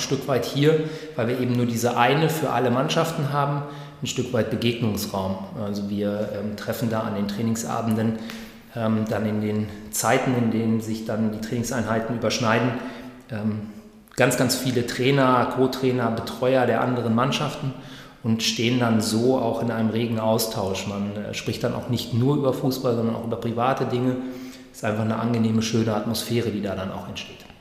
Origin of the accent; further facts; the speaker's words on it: Greater Hanover area or Göttingen, Lower Saxony, Germany; also born or lived in East Westphalia; now in Münster, Germany; ich komme aus dem Großraum Hannover äh, oder Göttingen eben